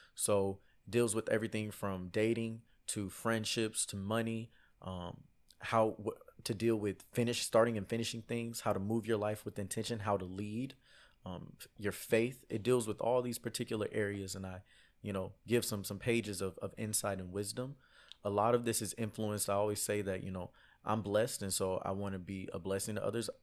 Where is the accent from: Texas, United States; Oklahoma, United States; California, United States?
Texas, United States; Houston; I'm from Houston, Texas